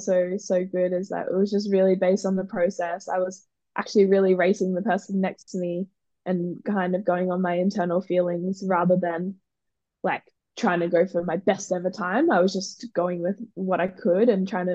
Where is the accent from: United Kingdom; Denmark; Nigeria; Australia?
Australia; as an Australian